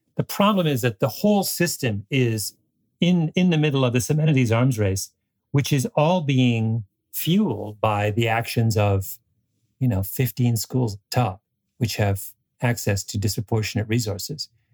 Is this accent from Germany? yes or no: no; Canada; my impression as a Canadian